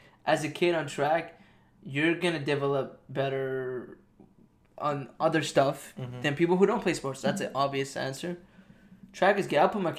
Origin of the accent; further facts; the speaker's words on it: Iran; moved away; I was raised in Iran. I came here and I got really Americanized.